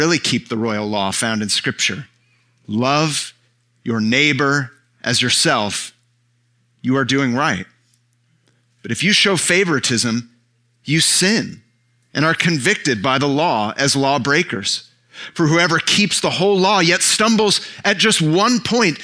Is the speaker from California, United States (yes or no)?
yes; San Francisco Bay Area, California, United States; born or raised there; moved away